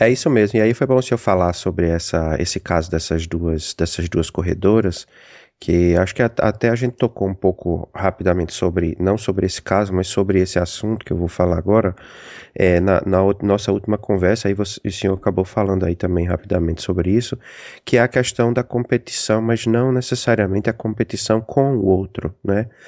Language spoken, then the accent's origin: Portuguese; Rio Grande do Norte, Brazil; moved away as an adult; now in United States; eu sou do Rio Grande do Norte